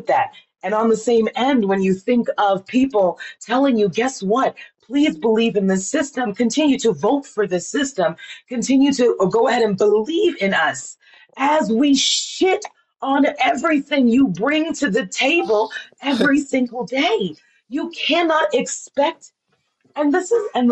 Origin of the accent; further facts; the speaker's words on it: Miami, Florida, United States; I was born in Miami